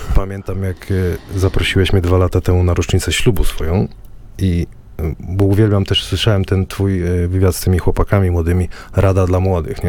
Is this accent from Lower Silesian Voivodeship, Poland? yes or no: yes; Wrocław, Lower Silesian Voivodeship, Poland; Ja jestem z Kuźnik, z osiedla. Wiesz, jakie są klimaty we Wrocławiu